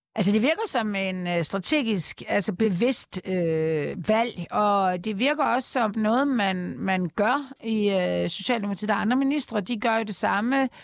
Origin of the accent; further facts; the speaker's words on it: Denmark; vi som danskere